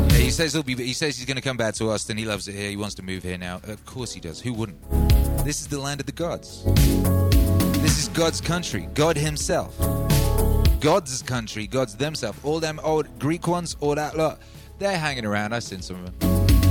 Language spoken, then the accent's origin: English; Wales, United Kingdom; also born or lived in London; now in Texas, United States; where I grew up in Wales